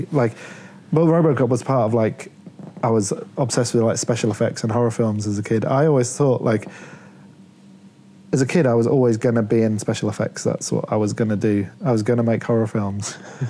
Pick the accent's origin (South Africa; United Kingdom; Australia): United Kingdom; Leeds, Yorkshire and the Humber; also born or lived in Plymouth; I was born... on the south coast. I was born in Plymouth. This is what I feel weird about, because my identity, I was always a northerner. Like I grew up in Leeds.